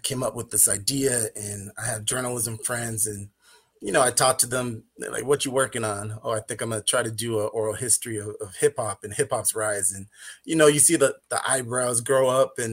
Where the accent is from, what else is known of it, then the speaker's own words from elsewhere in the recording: Inland Empire, Southern California, United States; I grew up in the West Coast during the early 90s